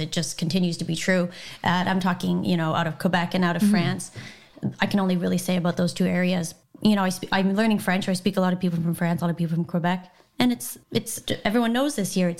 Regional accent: Ireland; first language English; I'm an Irish girl.

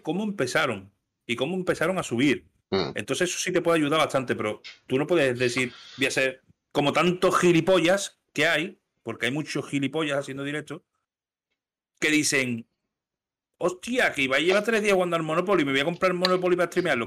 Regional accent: Seville, Andalusia, Spain; soy andaluz

